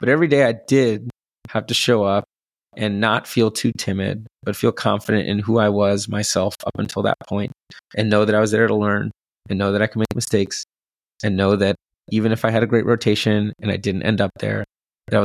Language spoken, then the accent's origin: English; Bellevue, Washington, United States; moved away as an adult; I grew up in Bellevue